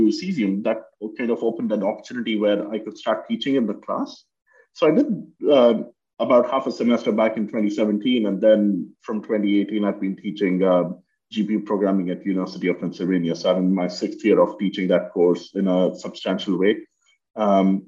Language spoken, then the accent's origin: English; India; moved away as an adult; now in United States; I grew up in India and did my undergrad there